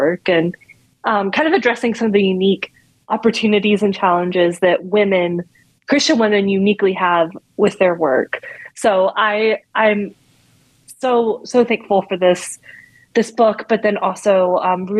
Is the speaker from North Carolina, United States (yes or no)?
yes; North Carolina, United States; now in Washington, D.C., United States; I grew up in North Carolina